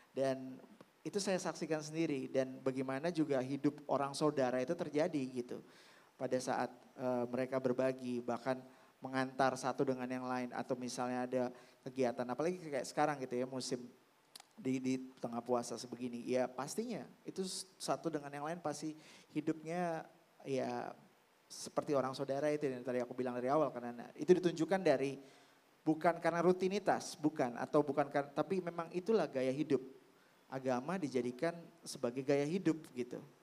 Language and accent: Indonesian; Jakarta, Indonesia; saya lahir besar di Jakarta dan uh, kakek saya oma saya nenek saya ya sudah mengajarkan keberagaman itu